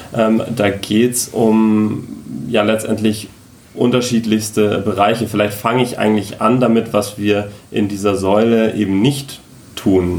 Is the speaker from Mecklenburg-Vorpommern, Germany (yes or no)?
no; Munich, Bavaria, Germany; also born or lived in Frankfurt; seit Anfang des Jahres wieder in meiner Heimat hier in äh, Oberbayern, äh, im schönen München bin